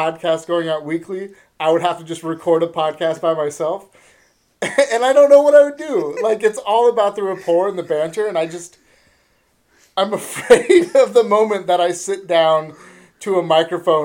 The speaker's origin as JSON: {"language": "English", "region": "Northern California", "country": "United States", "said": "we're from Northern California"}